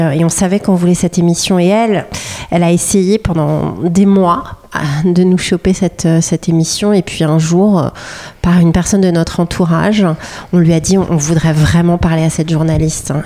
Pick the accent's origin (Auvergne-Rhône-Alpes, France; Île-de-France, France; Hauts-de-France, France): Île-de-France, France; Paris; on est des Parisiennes